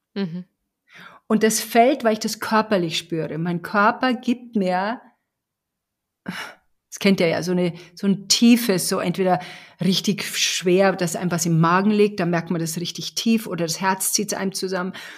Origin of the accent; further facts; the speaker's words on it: Bavaria, Germany; ich komme aus Bayern